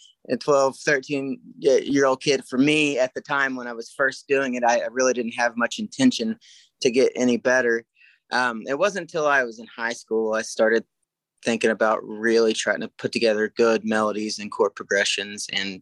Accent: near Enid, Oklahoma, United States; about 45 minutes away from my hometown

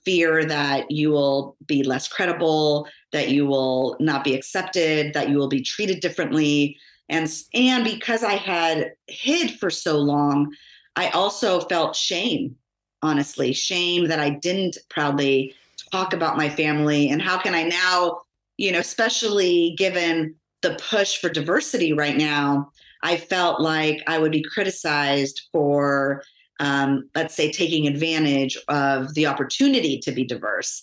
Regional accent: Los Angeles, California, United States; they moved us out of Los Angeles into the suburbs of San Fernando Valley

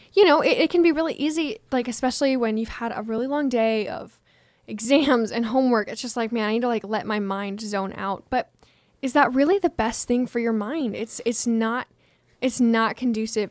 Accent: Washington, United States; moved away; I am from Washington State

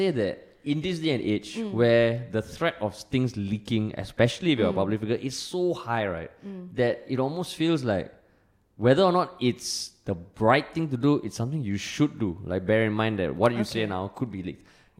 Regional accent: Singapore; We are Singaporean men who serve the nation.

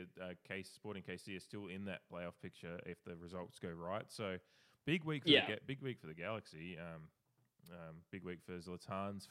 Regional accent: Adelaide, South Australia, Australia; born or raised there

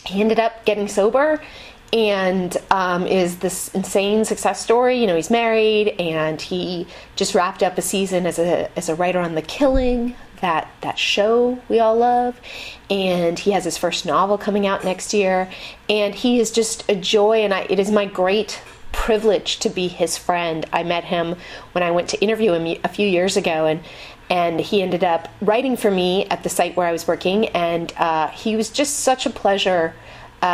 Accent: Marin, California, United States; I'm from Marin

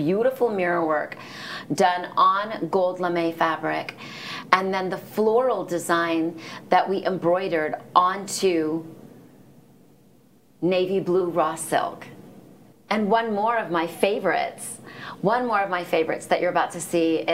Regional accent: India; we're Indian people, so we like it spicy

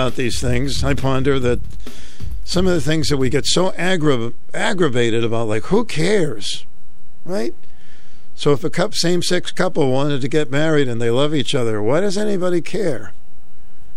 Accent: Boston, Massachusetts, United States; now in Connecticut, United States; Boston. It's Boston, Massachusetts. That's my home state.

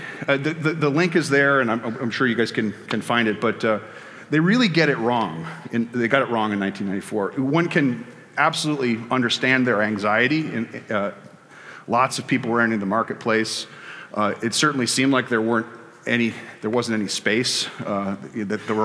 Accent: Chicago, Illinois, United States; my hometown of Chicago

